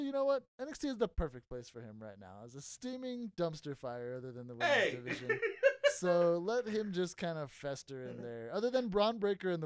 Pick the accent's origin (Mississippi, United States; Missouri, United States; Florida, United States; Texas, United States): Texas, United States; It's my home state.